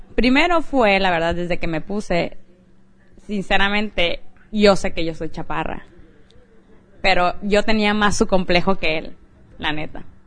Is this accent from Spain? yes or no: no; Mexico; moved away; Vengo de México.